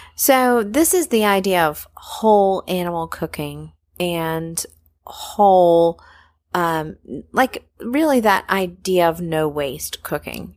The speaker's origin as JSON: {"language": "English", "region": "North Carolina", "country": "United States", "tie": "born or raised there", "said": "I grew up in North Carolina, and I grew up really, like, three minutes away from Mallard Creek Presbyterian Church"}